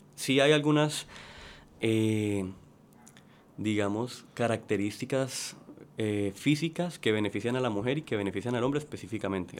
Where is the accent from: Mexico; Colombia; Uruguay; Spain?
Colombia; Cali, Valle del Cauca; moved away as an adult; now in Puerto Rico; Yo soy de Cali, Colombia.